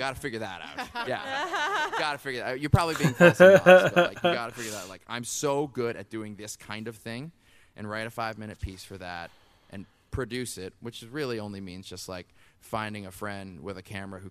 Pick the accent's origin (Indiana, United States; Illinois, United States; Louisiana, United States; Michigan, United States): Louisiana, United States; New Orleans; we grew up in New Orleans